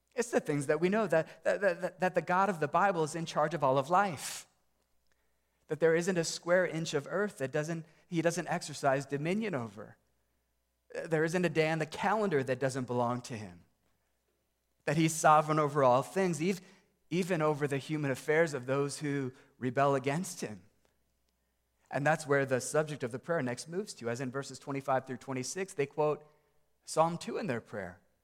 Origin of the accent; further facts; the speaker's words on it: United States; American Christians